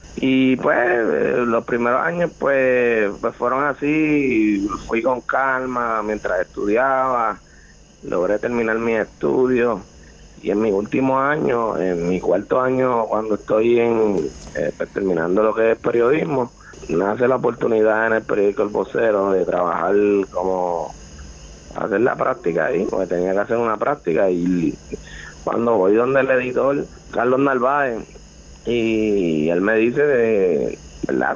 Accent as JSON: {"language": "Spanish", "town": "Las Piedras", "country": "Puerto Rico", "tie": "born or raised there", "said": "Casi siempre representé los colores de, mi pueblo. Gané en campeonato nacional del, eh, del torneo novicio en el 2009 con los Taínos de las Piedras"}